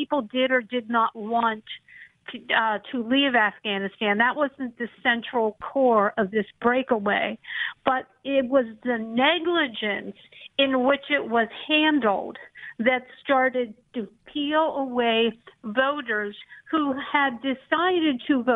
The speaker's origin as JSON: {"language": "English", "region": "Pennsylvania", "country": "United States", "tie": "born or raised there", "said": "my home state of Pennsylvania"}